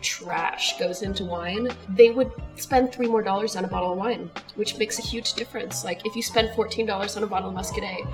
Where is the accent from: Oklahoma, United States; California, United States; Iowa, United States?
Oklahoma, United States; moved away; I grew up in Oklahoma